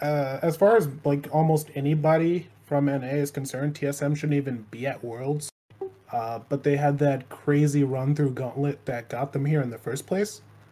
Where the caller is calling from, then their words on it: Hartford, Connecticut, United States; Hartford, Connecticut.